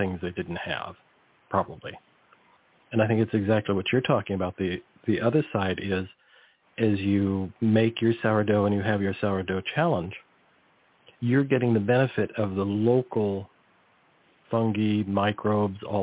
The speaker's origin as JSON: {"language": "English", "area": "near the Salinas Valley", "region": "California", "country": "United States", "tie": "born or raised there", "said": "I grew up near the Salinas Valley"}